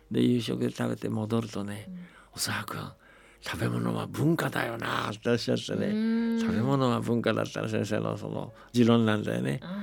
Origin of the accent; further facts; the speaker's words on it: China; moved away; 僕は中国生まれだから中国にすごく思い出があるし